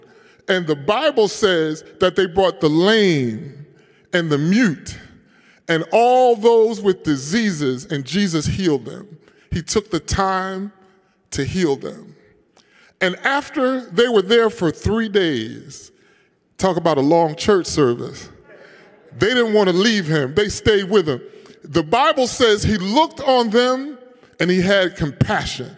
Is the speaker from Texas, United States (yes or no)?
no; Philadelphia, Pennsylvania, United States; I am a Philadelphian and I'm an African American